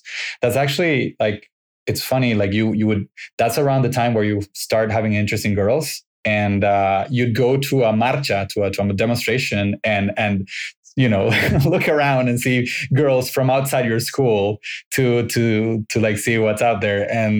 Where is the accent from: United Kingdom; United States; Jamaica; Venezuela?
Venezuela; Valencia, Carabobo; moved away as an adult; You grew up in Barquisimeto, I grew up in Valencia.